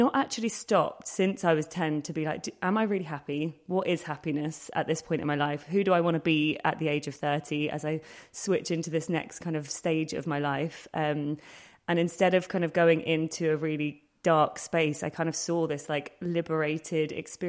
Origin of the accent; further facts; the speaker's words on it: London, United Kingdom; I grew up in Hackney